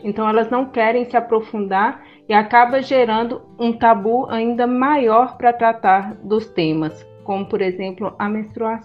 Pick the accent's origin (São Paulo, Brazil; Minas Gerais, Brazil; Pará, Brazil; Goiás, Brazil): Minas Gerais, Brazil; Montes Claros; Eu também sou mineira, sou daqui de Montes Claros.